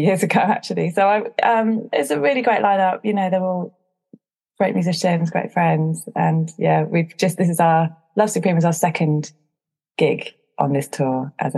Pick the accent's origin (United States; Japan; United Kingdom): United Kingdom; Chichester, South East England; now in London, United Kingdom; I grew up in West Sussex. It's not exactly a melting pot of different cultures at Chichester. But I live in London